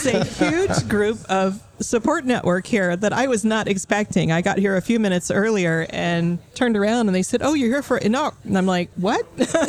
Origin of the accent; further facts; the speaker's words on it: Texas, United States; also born or lived in Florida; now in Taipei, Taiwan; I'm from Texas, born in Florida, but most recently Texas.